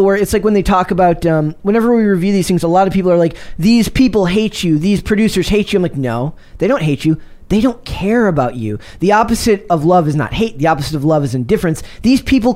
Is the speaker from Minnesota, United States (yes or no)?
yes; Minnesota, United States; my home state of Minnesota